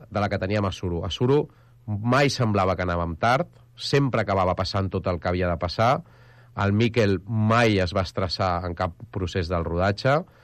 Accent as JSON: {"language": "Catalan", "town": "Arenys", "region": "Catalonia", "country": "Spain", "said": "jo sóc d'Arenys"}